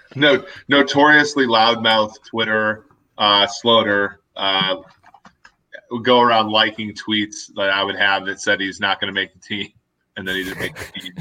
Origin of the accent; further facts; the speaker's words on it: Minnesota, United States; growing up in Minnesota